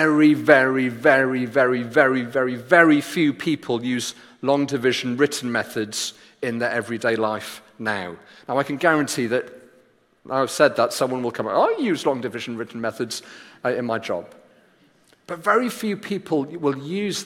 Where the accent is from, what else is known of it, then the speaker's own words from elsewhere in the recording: Wales, United Kingdom; I did my GCSEs as the Welsh Joint Education Committee, the exam board that we were under